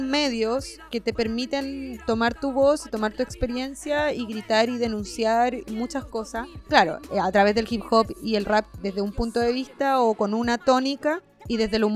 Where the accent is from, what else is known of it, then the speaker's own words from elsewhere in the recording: Cuba; now in Chile; otras personas cubanas, entonces no había nadie eh, con quién compartir mi cultura, perdí al tiro mi acento.